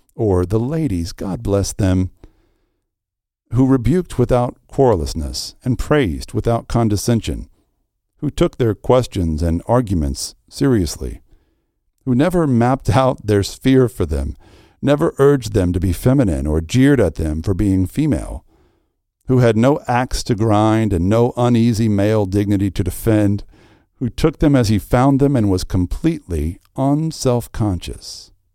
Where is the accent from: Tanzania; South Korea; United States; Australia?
United States; the Bible Belt; I grew up in the Bible Belt